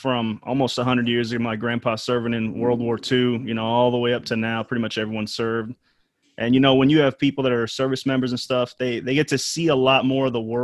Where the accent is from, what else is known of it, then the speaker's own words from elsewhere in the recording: Florida, United States; Growing up in Florida, they told us that a lot.